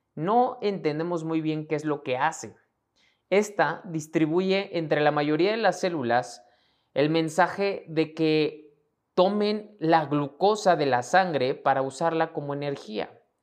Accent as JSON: {"language": "Spanish", "country": "Mexico", "said": "mexicano, emprendedor y empresario"}